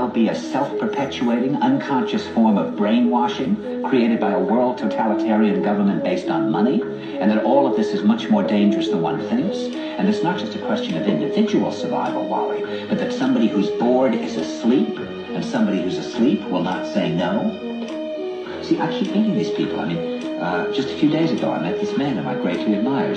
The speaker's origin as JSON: {"language": "English", "region": "New York", "country": "United States", "said": "I said, \"New York.\""}